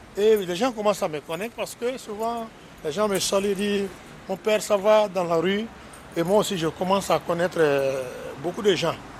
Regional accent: Mali; moved away as an adult; now in Ardèche, France; chez nous au Mali

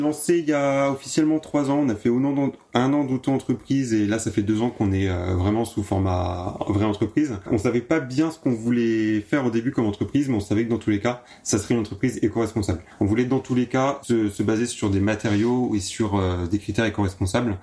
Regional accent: Hautvillers, Grand Est, France; J'ai grandi à Dauvillé avec ma famille

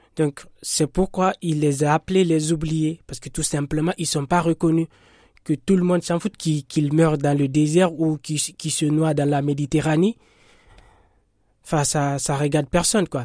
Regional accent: Guinea; now in France; je suis guinéen. Je suis en France, ça, fait deux ans.

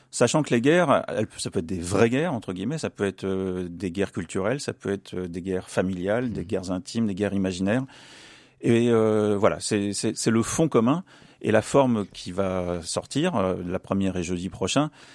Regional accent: France; ici chez nous en France

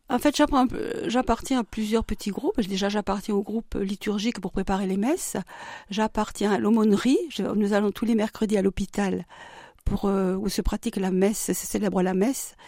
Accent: Narbonne, Occitania, France; moved away; je viens de Narbonne, située dans l'Aude

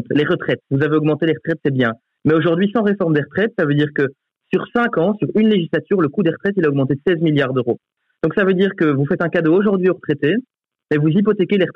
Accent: Charleroi, Wallonia, Belgium; now in Brussels, Belgium; en tant que nouveau bruxellois, parce que donc je me suis installé à Bruxelles, je venais de Charleroi avant

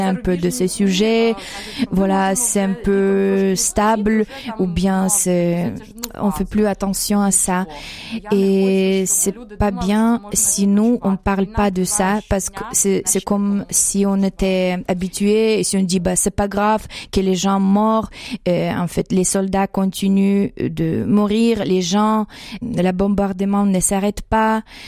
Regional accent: Ukraine; French is a second language; moved away as an adult; now in Colmar, France; chez nous en Ukraine

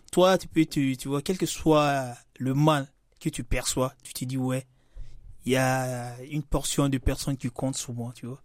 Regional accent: Guinea; moved away as an adult; now in France; je suis né en Guinée, j'ai passé beaucoup plus de temps là-bas.

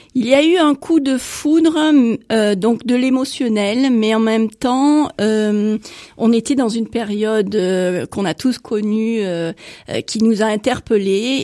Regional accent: Netherlands; now in France; je suis néerlandaise

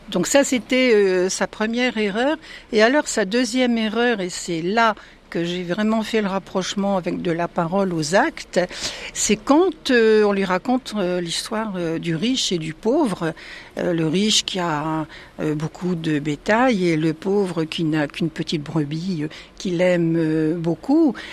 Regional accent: Nouvelle-Aquitaine, France; je viens du Poitou.

